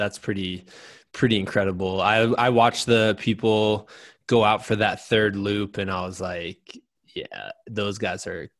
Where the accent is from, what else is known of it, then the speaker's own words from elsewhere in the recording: Muscatine, Iowa, United States; You started in my hometown, just winning me over. I was like, oh, he's starting in Muscatine.